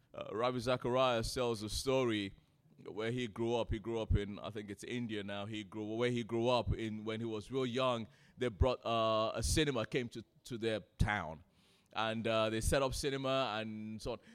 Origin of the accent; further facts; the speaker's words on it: Nigeria; now in United Kingdom; I'm a Nigerian, grew up in Nigeria